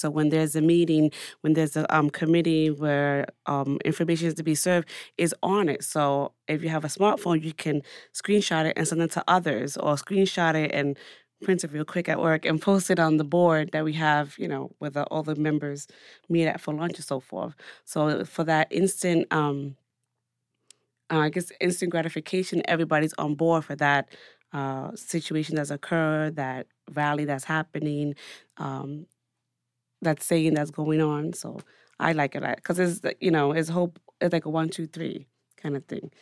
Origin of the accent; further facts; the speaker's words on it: New York City, New York, United States; as a New Yorker